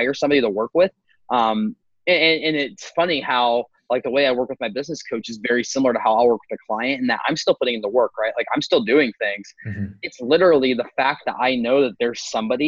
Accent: Appalachia, United States; I was back in my hometown. There's like 3,000 people

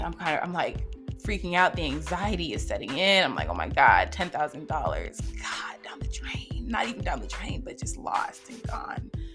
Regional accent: Las Vegas, Nevada, United States; now in Georgia, United States; I'm in Georgia, but I'm born and raised in Las Vegas, Nevada

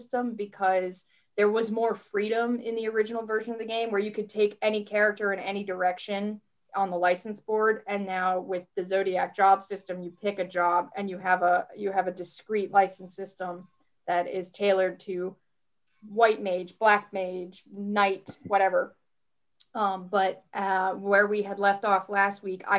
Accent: Rhode Island, United States; I'm from Rhode Island.

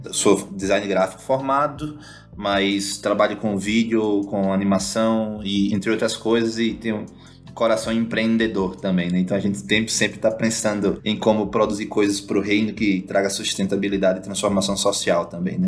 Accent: Natal, Rio Grande do Norte, Brazil; moved away as an adult; now in India; eu sou potiguar, natalense, comedor de camarão

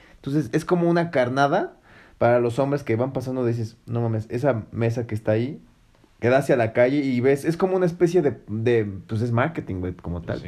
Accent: Mexico; tú como hombre mexicano

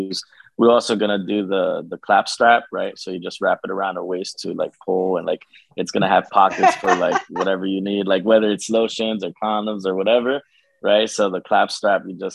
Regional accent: Peru; now in Union, New Jersey, United States; I was born in Peru, South America

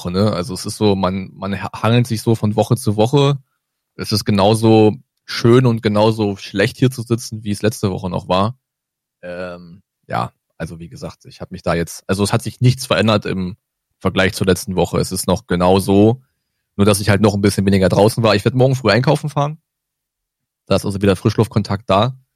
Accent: Brandenburg, Germany; kam eine kleine Hiobsbotschaft aus der Heimat, also aus Brandenburg, also Süden von Brandenburg, wo ich aufgewachsen bin

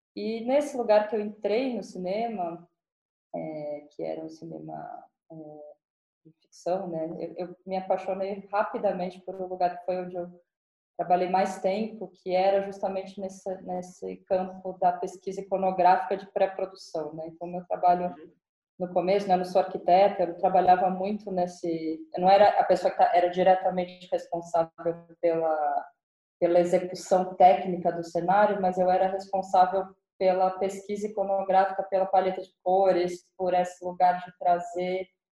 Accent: São Paulo, Brazil; eu cresci em São Paulo

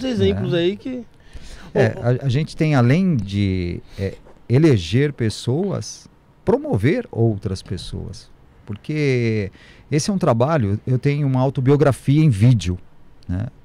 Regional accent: São Paulo, Brazil; Eu estive no Guarujá, sou de São Paulo, estou fazendo um trabalho em São Paulo, Guarujá, Praia Grande

